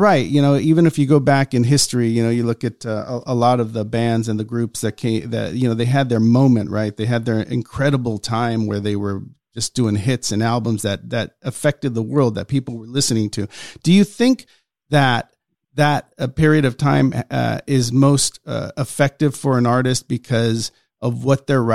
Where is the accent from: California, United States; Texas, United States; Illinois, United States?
California, United States; Los Angeles; I grew up in East Los Angeles